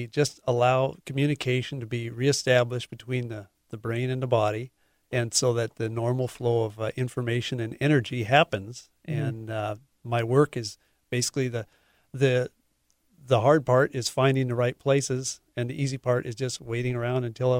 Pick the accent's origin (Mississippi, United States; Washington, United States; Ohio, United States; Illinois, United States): Washington, United States; Poulsbo; Oh, well, it's Norwegian. Norwegian. I grew up in Paulsbo.